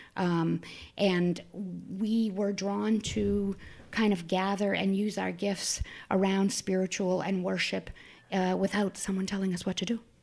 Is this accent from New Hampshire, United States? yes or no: yes; Manchester, New Hampshire, United States; also born or lived in Boston; I grew up in Manchester, New Hampshire, right here.